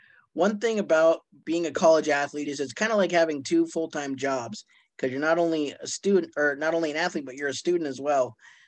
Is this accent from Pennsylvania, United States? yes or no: no; Billings, Montana, United States; I'm from Billings, which is the other town in Montana that has three high schools.